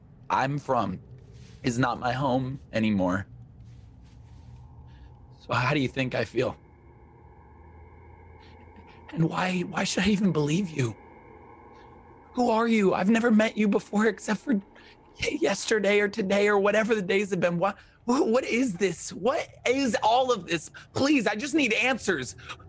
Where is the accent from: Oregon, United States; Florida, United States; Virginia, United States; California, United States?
California, United States; now in Louisiana, United States; I grew up in California. That's my home.